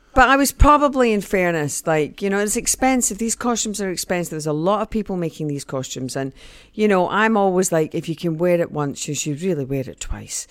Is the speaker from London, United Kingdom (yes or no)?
no; Scotland, United Kingdom; also born or lived in Mexico; I am Scottish